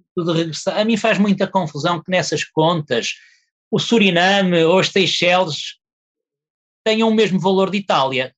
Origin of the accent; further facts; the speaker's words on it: Portugal; sendo português